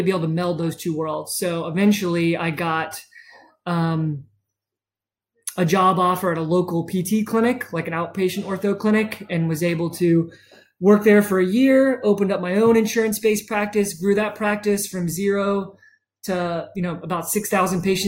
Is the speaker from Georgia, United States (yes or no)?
no; Charleston, South Carolina, United States; I was born and raised in Charleston